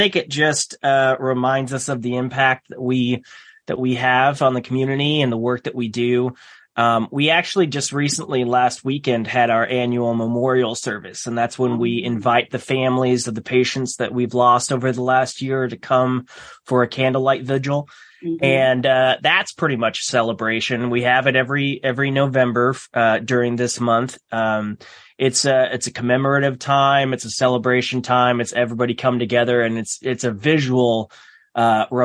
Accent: Omaha, Nebraska, United States; I was born and raised here around Omaha area

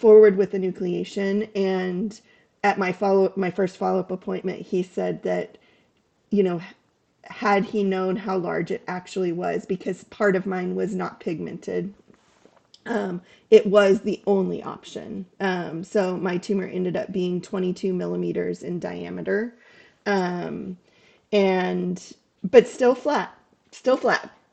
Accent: Sacramento, California, United States; moved away as an adult; also born or lived in Seattle area; now in Seattle, United States; I'm originally from Sacramento

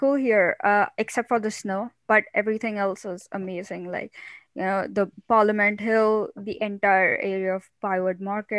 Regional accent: a town a few hours east of Mumbai, Maharashtra, India; moved away as an adult; also born or lived in Ottawa, Canada; now in Canada; So I come from India, and there's this one small town, which is, well, not really a small town, but it's located around like a few hours drive from Mumbai. So it's just east of Mumbai. I come from there

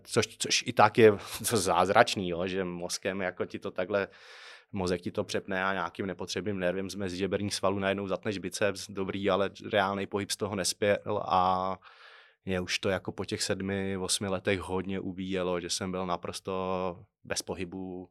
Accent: Trutnov, Hradec Králové Region, Czechia; jsem z Krkonoš, Strutnová

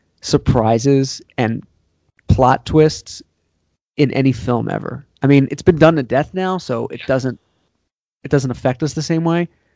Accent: Pennsylvania, United States; moved away; growing up in Pennsylvania with the cornfield and all the land that my parents around their house

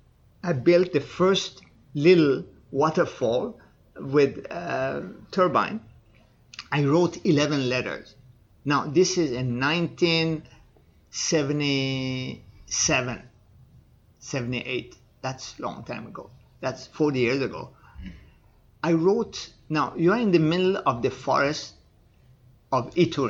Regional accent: Iran; moved away; also born or lived in Canada; Yes, I am

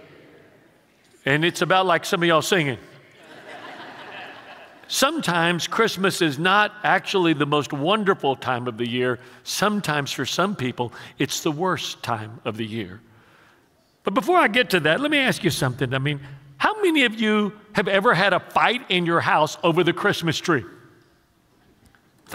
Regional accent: Houston, Texas, United States; while I was a child growing up in the Mexican ghetto of Houston

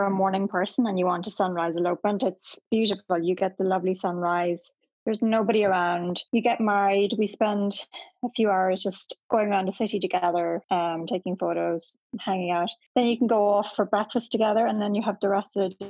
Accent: Ireland; also born or lived in Paris; as an Irish person

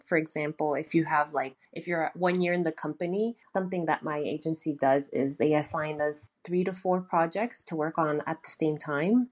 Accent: Toronto, Ontario, Canada; moved away as an adult; also born or lived in Vancouver, Canada; now in Tokyo, Japan; born and raised in Toronto, Canada

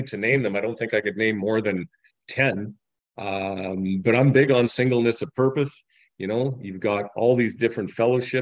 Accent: Medicine Hat, Alberta, Canada; I'm from Medicine Hat, Alberta, Canada.

